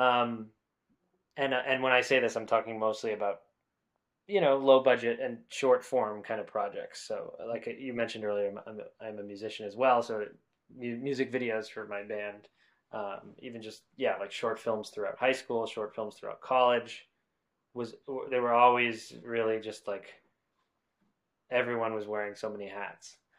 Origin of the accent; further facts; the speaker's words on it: New Hampshire, United States; moved away as an adult; now in Los Angeles, United States; I'm from the United States, uh, specifically New Hampshire, uh, which is part of the Northeast region of the country. Um, I grew up in a small town, a small suburb of Boston